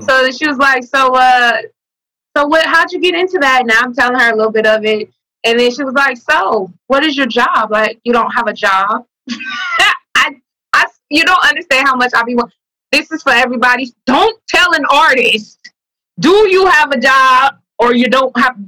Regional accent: the Bay Area, California, United States; also born or lived in Vallejo; I'm from the Bay.

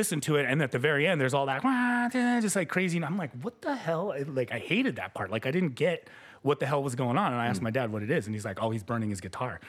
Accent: Anchorage, Alaska, United States; first language Spanish; English is a second language; also born or lived in Mexico / Oracle, Arizona; That was in Alaska. I grew up in Alaska.

